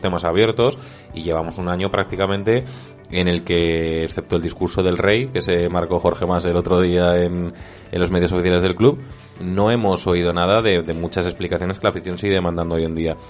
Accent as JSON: {"language": "Spanish", "town": "Zaragoza", "region": "Aragon", "country": "Spain", "said": "como zaragozano"}